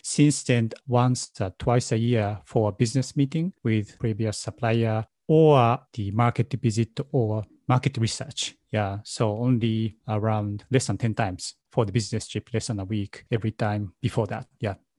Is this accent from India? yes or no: no; Nara, Japan; English is a second language; moved away as an adult; now in Westchester County, New York, United States; I grew up in Nara